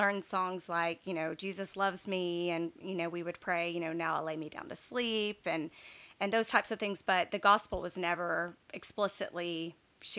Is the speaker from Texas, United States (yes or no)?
yes; East Texas, United States; also born or lived in Baton Rouge, Louisiana; we moved to East Texas when I was in, I guess, third grade.